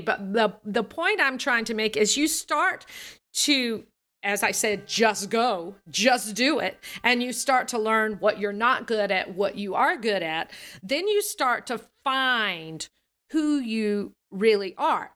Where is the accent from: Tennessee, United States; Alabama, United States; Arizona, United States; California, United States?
Alabama, United States; accent: Southern; As a Southerner, I'm from the Southern U, United States. I grew up in Alabama, and I have this Southern accent.